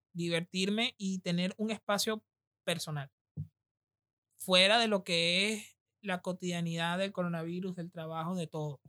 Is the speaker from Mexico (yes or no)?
no; Venezuela; now in Argentina; nosotros que venimos del Caribe, de Venezuela